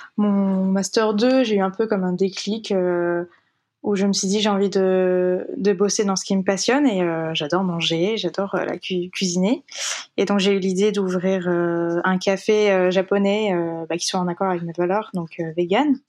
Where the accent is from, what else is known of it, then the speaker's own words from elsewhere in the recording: France; also born or lived in Japan; j'ai quand même passé la majorité de mon enfance en France